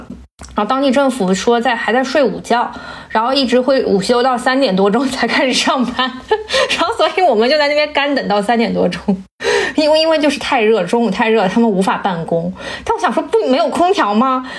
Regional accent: South China, China; now in Beijing, China; 我们小时候在南方，就是每年夏天，就是满腿都是包，然后每我每每条腿，然后手臂上都是被我抓破的痕迹。但是到了北北京之后，确实都没有什么蚊子

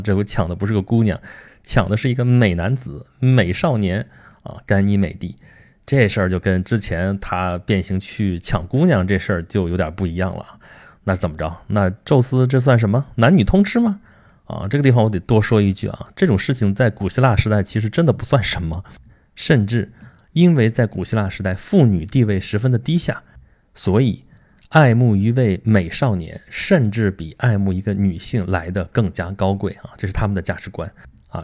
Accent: China; also born or lived in Beijing; 我们中国人叫它北落狮门

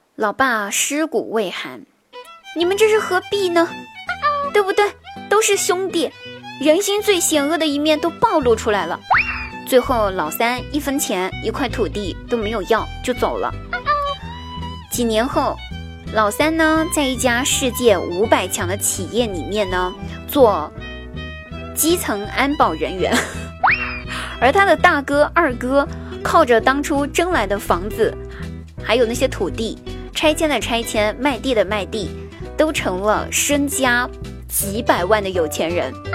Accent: Huangguoshu Waterfall, Guizhou, China; 我家乡的话呢，给大家推荐黄果树大瀑布

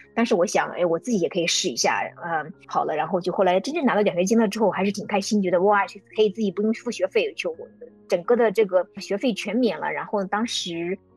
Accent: Shiyan, Hubei, China; moved away as an adult; also born or lived in Florida, United States / Chicago, United States; now in United States; 我家里爸爸妈妈是在我们湖北十堰，我们当地的一个中学，从小是在这个中学的环境里长大的

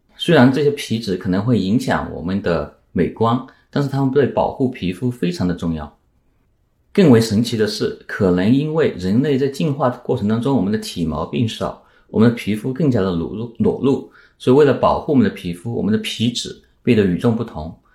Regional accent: Yunnan, China; also born or lived in Princeton, United States / Ithaca, United States; now in United States; 在我的家乡云南

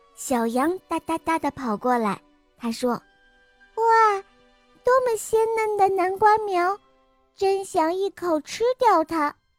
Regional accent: Shanghai, China; 我来自上海

